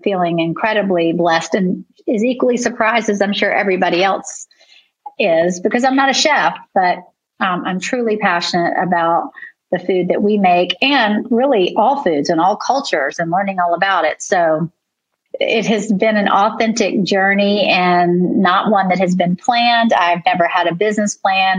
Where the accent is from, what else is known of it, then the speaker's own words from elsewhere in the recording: Charleston, South Carolina, United States; also born or lived in New York; I grew up in Charleston.